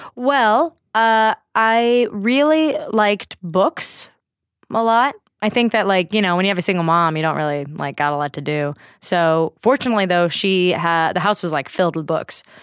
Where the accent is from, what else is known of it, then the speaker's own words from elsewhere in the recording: Bay Area, California, United States; Born and raised in the Bay Area